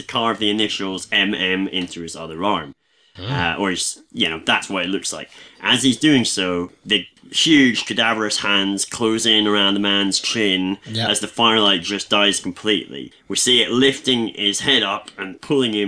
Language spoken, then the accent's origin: English; Scotland, United Kingdom; I'm Scottish as a deep fried iron brew bar